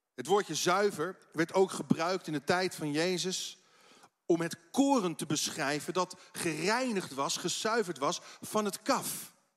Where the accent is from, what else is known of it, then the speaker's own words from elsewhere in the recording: Netherlands; Als Nederlanders